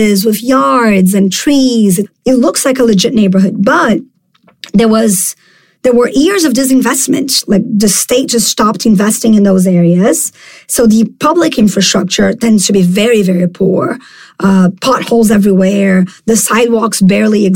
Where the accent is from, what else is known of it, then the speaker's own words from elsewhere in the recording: Rio de Janeiro, Brazil; also born or lived in New York; I was born right here in Rio in a neighborhood called Tijuca